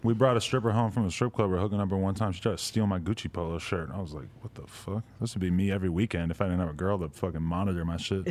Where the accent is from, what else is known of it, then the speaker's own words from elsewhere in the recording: East Coast, United States; moved away; also born or lived in New York; I'm from the East Coast